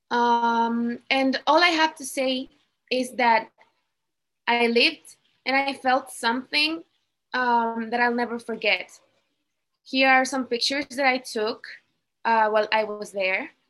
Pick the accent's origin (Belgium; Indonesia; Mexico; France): Mexico; I'm 22 years old and I'm from Mexico.